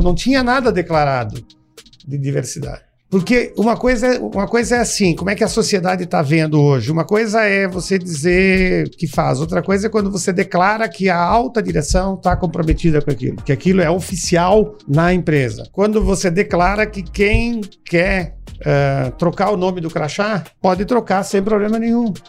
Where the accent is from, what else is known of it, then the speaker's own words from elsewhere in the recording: Rio Grande do Sul, Brazil; moved away as an adult; also born or lived in Ceará / Fortaleza; now in Sobral, Brazil; sou nascido no Rio Grande do Sul, mas há 30 anos, né, aqui no estado do Ceará